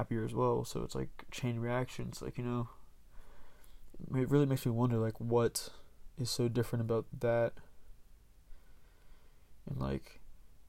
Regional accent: Marietta, Georgia, United States; I'm from Marietta, Georgia.

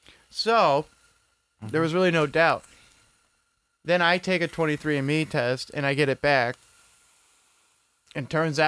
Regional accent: United Kingdom; I'm British. That's the other majority.

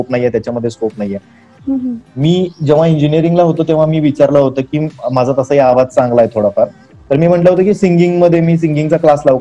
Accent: Maharashtra, India; accent: Kolhapuri; मी typical Kolhapuri बोलायचो

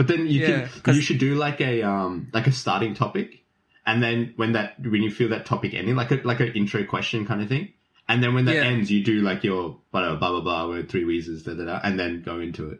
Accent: Keysborough, Victoria, Australia; Keysborough. Yeah, Vietnam.

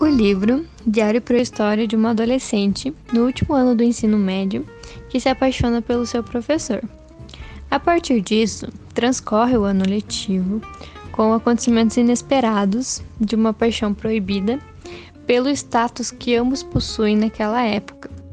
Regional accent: Brazil; moved away; also born or lived in Guarapuava, Paraná; sou natural de Piranga, mas guarapavana de coração

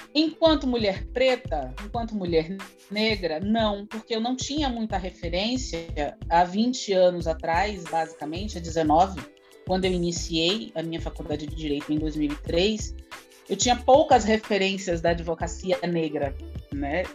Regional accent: Salvador, Bahia, Brazil; eu nasci num bairro que é um dos bairros onde tem o maior contingente de pessoas negras dentro de Salvador, né, aqui na capital

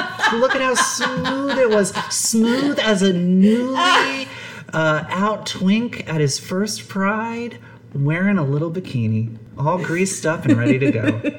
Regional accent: Philadelphia, Pennsylvania, United States; accent: Nisti; my Nisti accent only comes out. Nisti is, for anyone listening, like, short for Northeast Philly, which is where I'm from.

